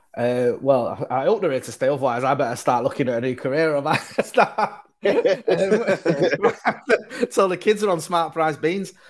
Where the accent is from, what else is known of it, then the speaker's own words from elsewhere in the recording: Manchester, North West England, United Kingdom; I'm from Manchester.